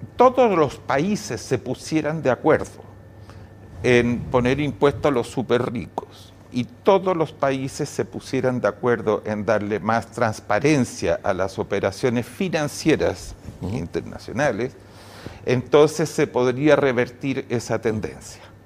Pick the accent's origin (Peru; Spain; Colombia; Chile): Chile; Santiago, Santiago Metropolitan; decidí cambiarme de colegio. Saqué mm. Saqué mejor promedio de mi curso mm. y me fui al Liceo 11 de las Condes